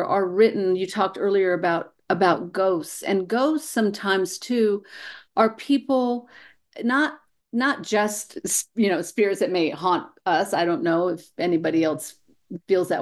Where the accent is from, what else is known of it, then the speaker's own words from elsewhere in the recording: New Mexico, United States; moved away; I was born and raised here in New Mexico, and of course, I moved away for a while. And when I came home